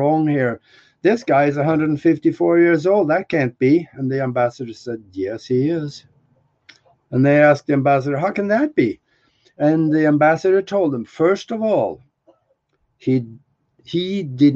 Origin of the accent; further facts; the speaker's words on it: Norway; moved away; I'm from Norway